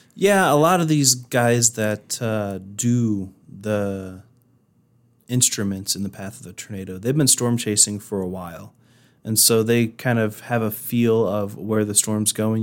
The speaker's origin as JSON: {"language": "English", "region": "Indiana", "country": "United States", "tie": "born or raised there", "moved": "as an adult", "lives_now": "Rapid City, United States", "said": "coming from Indiana, where it's flat and you have a lot of cornfields. Granted, you do have some big cities here and there, but, um, where I'm from, it's mostly flat and cornfields"}